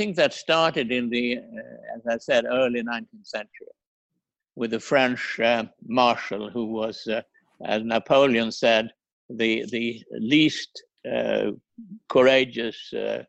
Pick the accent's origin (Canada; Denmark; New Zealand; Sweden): Sweden; I have less pride in my home country than I had ever had before.